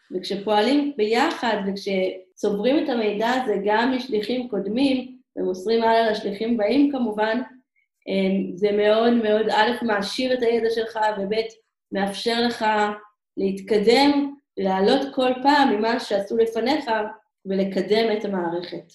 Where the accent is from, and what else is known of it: Israel